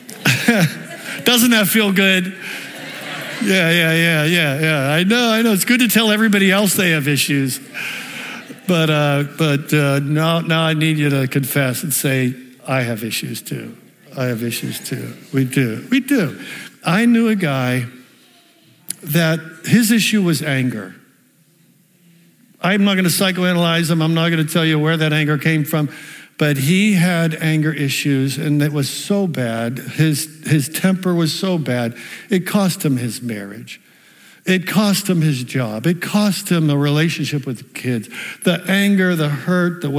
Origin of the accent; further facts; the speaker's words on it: the South Hills, Pennsylvania, United States; I grew up in the South Hills.